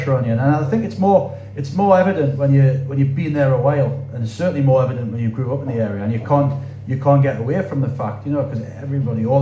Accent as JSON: {"language": "English", "town": "Wallsend", "region": "North East England", "country": "United Kingdom", "tie": "born or raised there", "said": "that was the 90s and the 80s where I grew up, and the 90s and the 80s where I was born in Wall's End"}